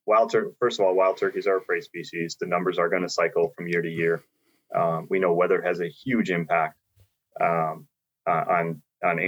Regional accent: New York, United States; my home state, New York

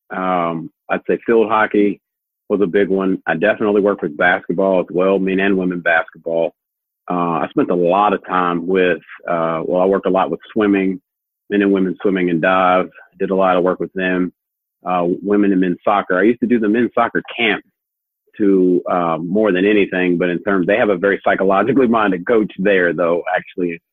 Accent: Louisville, Kentucky, United States; here when we're from Louisville and in the state of Kentucky

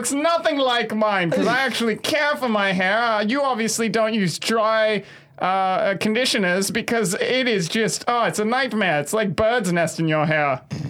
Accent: Atlanta, Georgia, United States; I'm from Atlanta. I legally have to be happy.

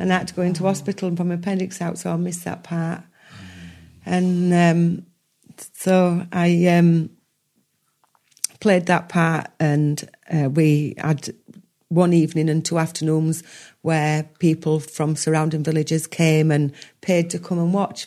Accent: Yorkshire and the Humber, United Kingdom; I'm a Yorkshire lass.

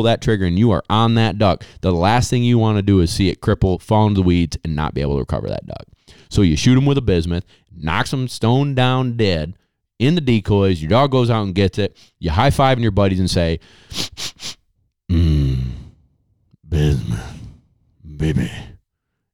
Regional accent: Syracuse, New York, United States; I'm from Syracuse, New York

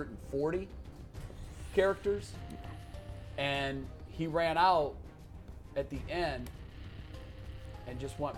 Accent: Avon Lake, Ohio, United States; growing up in Avon Lake.

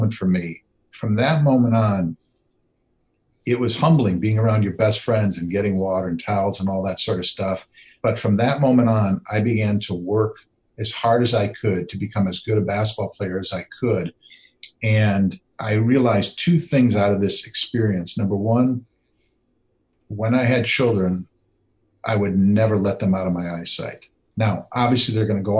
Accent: Wisconsin, United States; I grew up in Wisconsin.

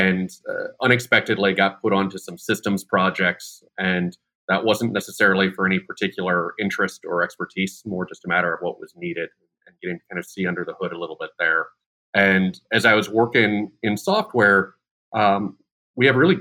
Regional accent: Chicago, Illinois, United States; moved away as an adult; also born or lived in Dallas, Texas; now in Bay Area, United States; I was born and raised in Chicago.

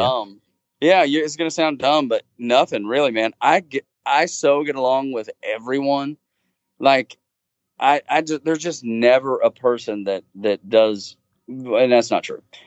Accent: Dalton, Georgia, United States; born and raised a, a Georgia fan, uh, growing up in Georgia

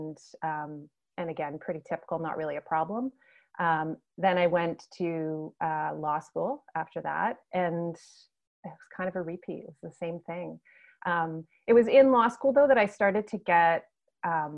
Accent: Nova Scotia, Canada; moved away as an adult; also born or lived in Alberta; So I'm from Nova Scotia in Canada, and I moved to the other side of the country to Alberta

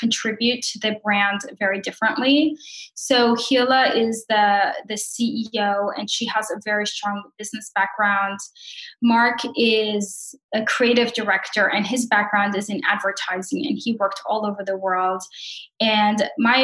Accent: Brazil; moved away; I am from Brazil and I came here

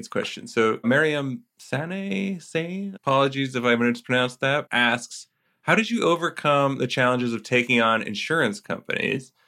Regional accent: Canada; I'm Canadian

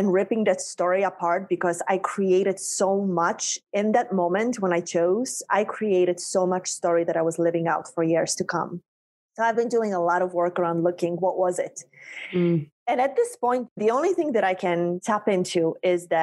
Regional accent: Poland; moved away as an adult; also born or lived in North Shore of Long Island, New York; now in United States; I was a girl born and raised in Poland

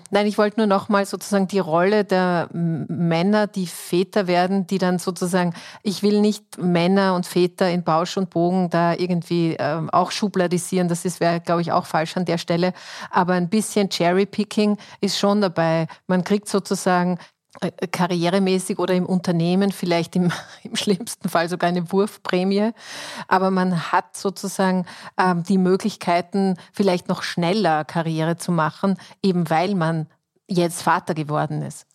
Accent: Austria; bei uns in Österreich

